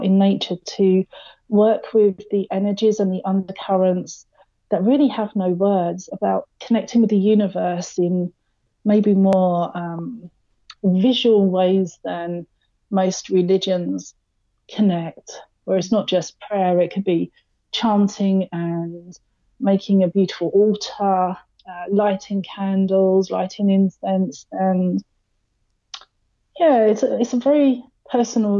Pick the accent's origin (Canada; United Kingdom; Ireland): United Kingdom; London; moved away; I'm originally from London, which obviously, as you know, is a huge city